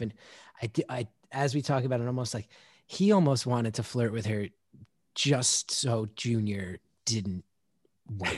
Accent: West Orange, New Jersey, United States; the town name West Orange. That's where I was born and raised

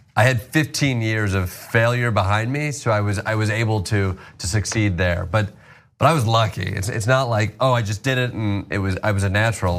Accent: Kalamazoo, Michigan, United States; moved away as an adult; also born or lived in Chicago / New York; I grew up in uh, yeah Kalamazoo, Michigan, born and raised

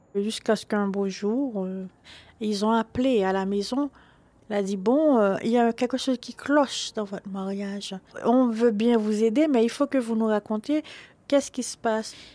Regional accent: Haiti; now in Paris, France; Je suis haïtienne, je viens d'Haïti. Je grandis euh, avec mon père et ma mère

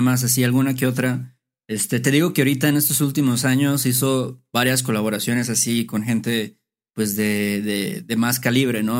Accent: Veracruz, Mexico; moved away as an adult; now in Mexico City, Mexico; lo considero como mi ciudad natal, aunque no nací ahí pero es donde crecí, donde pasé mi adolescencia

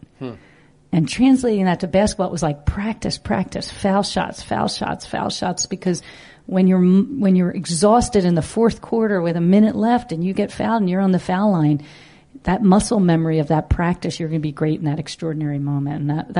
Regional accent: Philadelphia, Pennsylvania, United States; and I grew up in the Philadelphia area

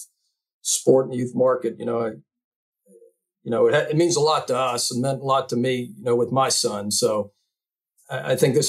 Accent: Uniontown, Pennsylvania, United States; moved away as an adult; also born or lived in West Virginia / Florida / Louisiana; I grew up in Uniontown, Pennsylvania, which is a coal mining town.

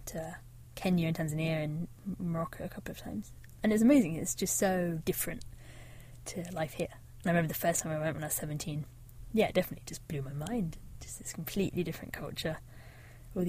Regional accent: Devon, South West England, United Kingdom; I grew up in Devon, right on the south coast

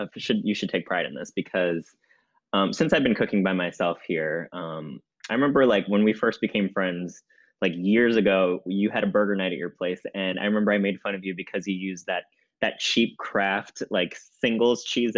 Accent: United States; I am an American.

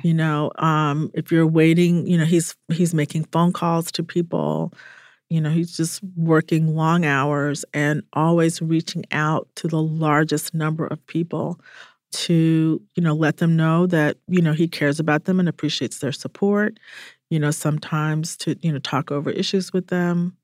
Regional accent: Atlanta, Georgia, United States; I grew up in Atlanta

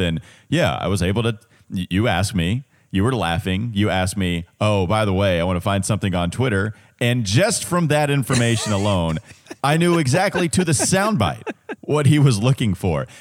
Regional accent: Catawba County, North Carolina, United States; accent: Catawba County; Southern twang; also born or lived in Indianapolis; now in Charlotte, United States; I will have my Catawba County accent come out

